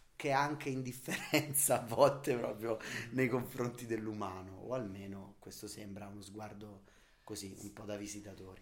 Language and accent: Italian; Umbria, Italy; Io comunque vengo dall'Umbria, che non è certo Manhattan